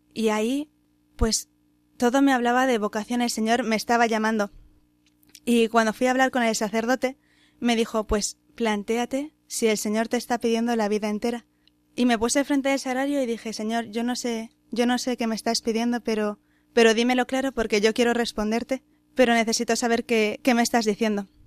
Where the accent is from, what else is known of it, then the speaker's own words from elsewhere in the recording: Madrid, Community of Madrid, Spain; soy de Madrid